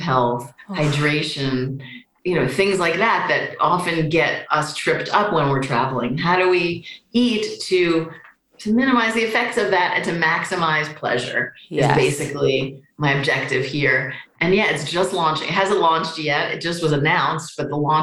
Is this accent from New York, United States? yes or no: yes; New York City, New York, United States; I grew up in New York City with food loving parents.